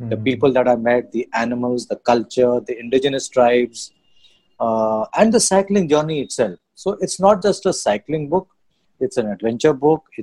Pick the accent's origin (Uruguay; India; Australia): India; Sivasagar, Assam; I'm from Sibsagar.